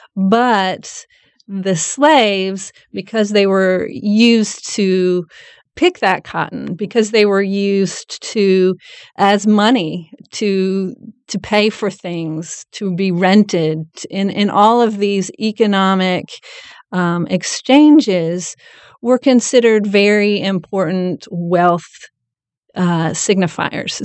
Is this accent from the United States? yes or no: yes; Nashville, Tennessee, United States; also born or lived in Rutherford County, Tennessee; I grew up in Nashville and now attend Middle Tennessee State University in Rutherford County